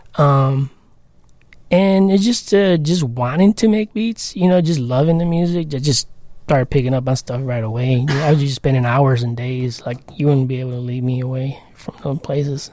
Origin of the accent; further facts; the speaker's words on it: Chicago, Illinois, United States; also born or lived in Logan Square, Chicago; as a kid, I grew up on Pilsen, a little village.